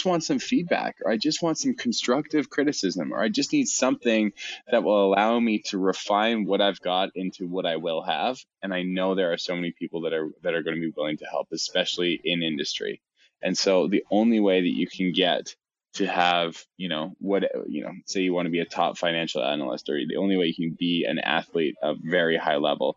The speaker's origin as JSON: {"language": "English", "country": "Canada", "said": "I'm Canadian"}